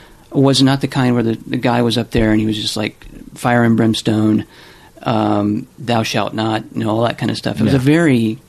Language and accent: English; Louisiana, United States; I came away from my experience growing up in Louisiana and going to a Southern Baptist church with certain knee-jerk reactions to certain things